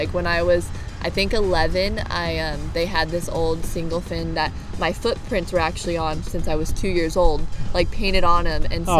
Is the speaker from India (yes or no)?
no; North Shore of Oahu, Hawaii, United States; I'm from the North Shore of Oahu. And you were born and raised there? I was, yeah.